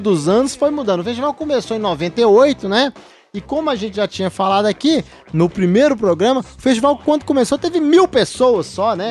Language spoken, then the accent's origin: Portuguese; Brazil; como um brasileiro que não sabe falar inglês não, direito.